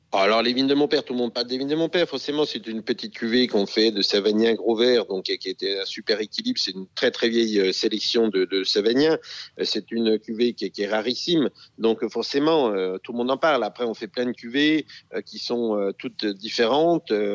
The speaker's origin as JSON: {"language": "French", "area": "Jura", "region": "Bourgogne-Franche-Comté", "country": "France", "said": "je suis euh, du Jura bien sûr, c'est un domaine euh, de père en fils depuis 1650"}